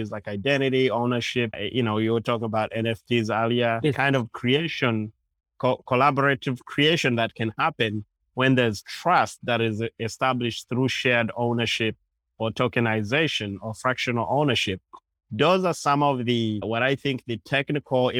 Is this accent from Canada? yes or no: no; Uganda; now in New York City, United States; I guess I'm talking right now from New York City. I'm originally from Uganda.